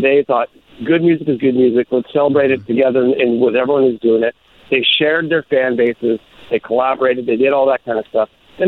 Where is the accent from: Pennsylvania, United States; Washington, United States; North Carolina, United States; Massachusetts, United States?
Washington, United States; Longview; also born or lived in Kelso / Europe; now in Tacoma, United States; I was I grew up in Kelso and Longview, but then transplanted after a stint over playing in a band in Europe. Moved back to Tacoma. And so, you know, that the Pacific Northwest is my roots.